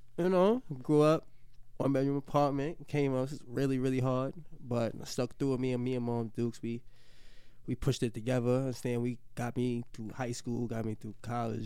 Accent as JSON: {"language": "English", "town": "New York City", "region": "New York", "country": "United States", "tie": "born or raised there", "said": "I'm from the Bronx"}